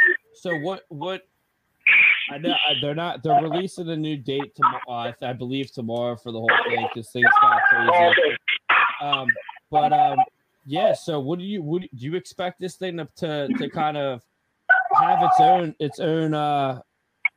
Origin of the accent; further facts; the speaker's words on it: Philadelphia, Pennsylvania, United States; we're from Philadelphia